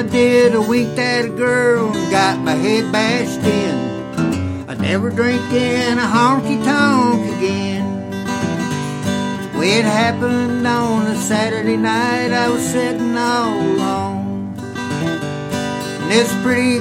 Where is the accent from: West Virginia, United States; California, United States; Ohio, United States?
West Virginia, United States; Williamson; I was born in Williamson, and our area had all kinds of modes of transportation